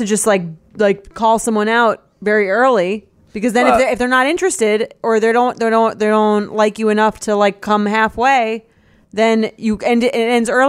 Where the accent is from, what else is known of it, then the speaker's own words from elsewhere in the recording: California, United States; I'm from California.